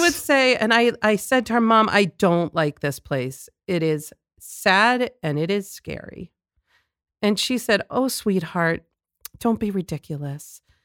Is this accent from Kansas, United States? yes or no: no; Lawrence, Massachusetts, United States; I grew up in Lawrence